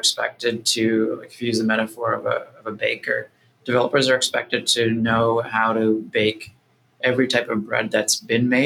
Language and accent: English; New Jersey, United States; moved away; also born or lived in Brooklyn, New York; my home state of New Jersey